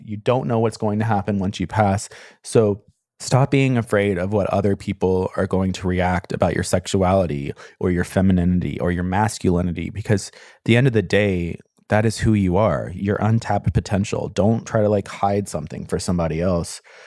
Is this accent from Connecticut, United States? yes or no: no; Memphis, Tennessee, United States; I grew up in Tennessee